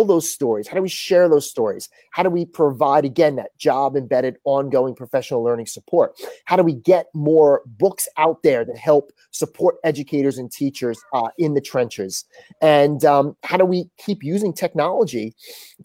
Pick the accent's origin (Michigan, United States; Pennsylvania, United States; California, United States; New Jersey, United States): New Jersey, United States; Northwestern; moved away as an adult; now in Houston, United States; from Northwestern New Jersey. My school had 400 kids, my high school. I went to a K-8 consolidated